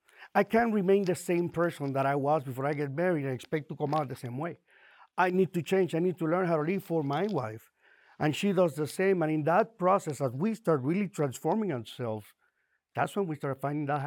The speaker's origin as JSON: {"language": "English", "country": "Puerto Rico", "moved": "as an adult", "lives_now": "Miami, United States", "said": "we moved from Puerto Rico to Miami to run a family business. Left behind friends, family, and I started feeling very alone."}